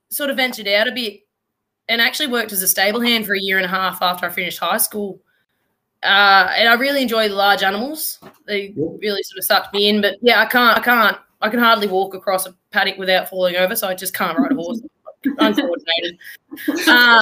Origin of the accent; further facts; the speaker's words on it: Traralgon, Victoria, Australia; I'm originally from Gippsland down in Traralgon. Grew up down there